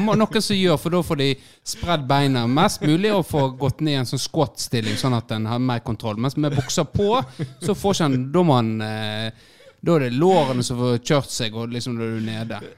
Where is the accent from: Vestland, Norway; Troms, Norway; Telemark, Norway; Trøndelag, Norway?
Vestland, Norway; Florø; jeg er fra Florø